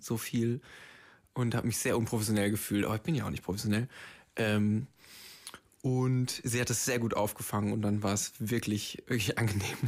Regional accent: Braunschweig, Lower Saxony, Germany; moved away; in meiner Heimat in Braunschweig

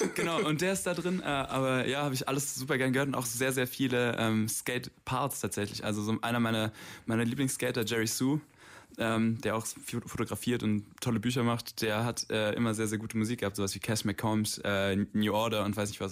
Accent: Stuttgart, Baden-Württemberg, Germany; Ich bin aus Stuttgart hier

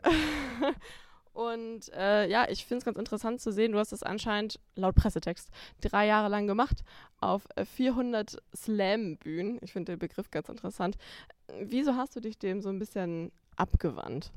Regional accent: Schleswig-Holstein, Germany; aus seiner und meiner Heimat Schleswig-Holstein

